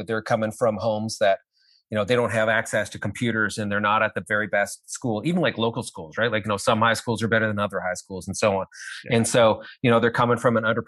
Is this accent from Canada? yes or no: yes; Canada; I'm Canadian. So we don't have LLCs here